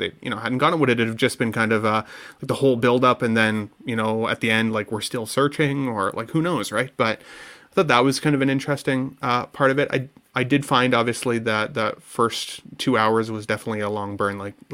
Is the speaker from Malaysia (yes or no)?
no; Canada; as a Canadian